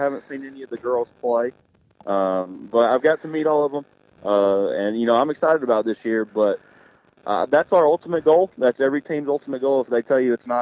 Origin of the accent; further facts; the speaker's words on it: Fort Payne, Alabama, United States; moved away as an adult; also born or lived in Auburn, Alabama; now in Geraldine, United States; I'm from Fort Payne, Alabama